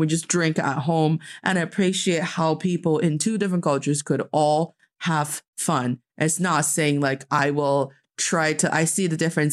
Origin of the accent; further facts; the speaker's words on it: China; moved away; my hometown, like from Dongfei